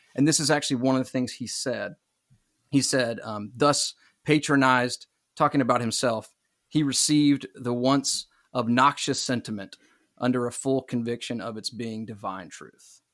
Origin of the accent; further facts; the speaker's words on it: Myrtle Beach, South Carolina, United States; I am from Myrtle Beach, South Carolina